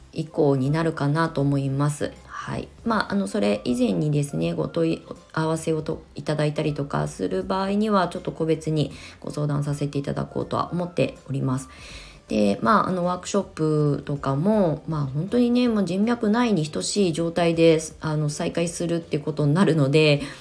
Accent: Kasama, Ibaraki, Japan; also born or lived in Tokyo / Shonan, Kanagawa; now in Kasama, Japan; 生まれ育った場所なんだけどあの東京上京して湘南に移住してのこの約20年の間まあ年に1回か2回しか帰省をしないしうんまあねそんなにこう地元で何かをあの広げていくみたいな活動は一切してこなかったので本当になんか移住者として あの茨城県笠間市に引っ越しをして

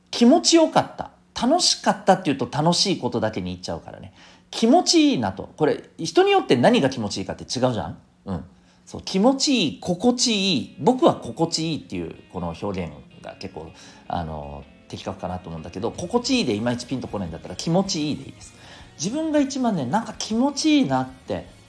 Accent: Okinawa, Japan; 私あの沖縄の出身ですけどね

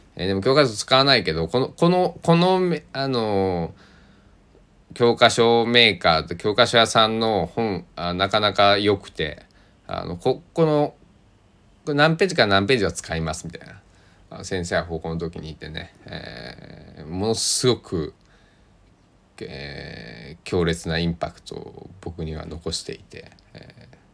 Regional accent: Tosa, Kochi, Japan; accent: Tosa dialect; also born or lived in Kagawa; 僕は土佐の高知の男

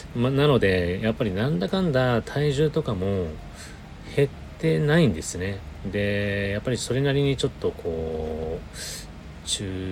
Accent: Sapporo, Hokkaido, Japan; moved away; 私の実家はあ北海道の札幌でして

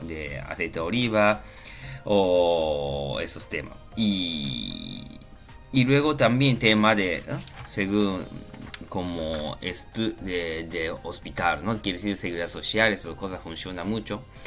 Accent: Japan; Spanish is a second language; now in Spain; yo soy japonés

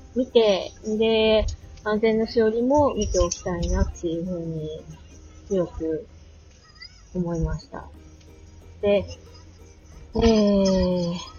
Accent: Akita, Japan; moved away as an adult; also born or lived in Saitama; 秋田県生まれで、 えー、大学で埼玉に行くまでずーっとアクセルで過ごしてたんですけれども

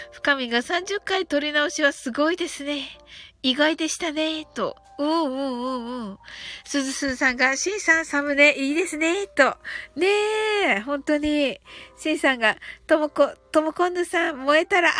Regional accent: Kyushu, Japan; 九州人なんで、私ね、ちょっと発音が。

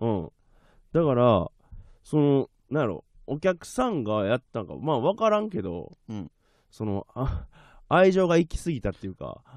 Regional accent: Okayama, Japan; now in Tokyo, Japan; 僕は岡山の病院で生まれたんですけど

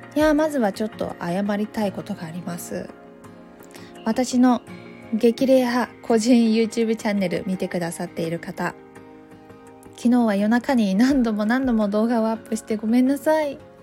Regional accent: Takayama, Gifu, Japan; moved away as an adult; now in Tokyo, Japan; 私は岐阜県の飛騨高山出 身で、鉛があるため、原稿読み結構大変なんです

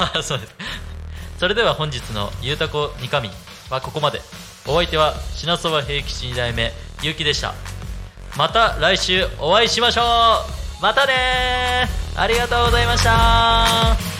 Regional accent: Asahi, Chiba, Japan; 僕生まれも育ちもずっと朝日だったんで

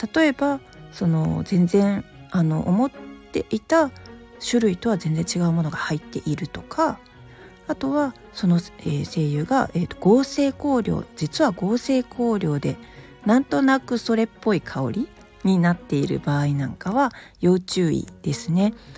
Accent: Osaka, Japan; accent: Kansai dialect; 私大阪人なんでちょっと関西弁も交えながら

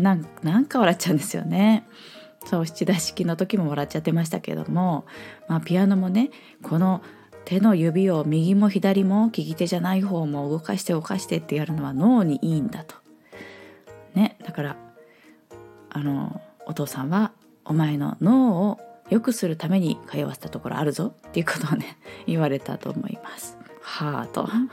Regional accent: Nagoya, Aichi, Japan; accent: Nagoya dialect; 名古屋弁でそうになった

